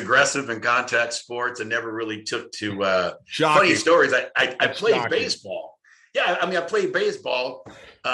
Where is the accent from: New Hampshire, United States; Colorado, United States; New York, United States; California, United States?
California, United States; Los Angeles; moved away as an adult; now in St. Louis, United States; I grew up in Los Angeles, California. I was born and raised in Cali, Southern California kid.